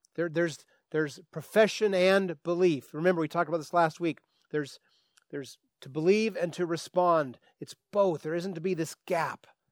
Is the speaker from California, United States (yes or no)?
yes; Santa Rosa, California, United States; Northwest Santa Rosa, well, then I could do that because that's where I'm from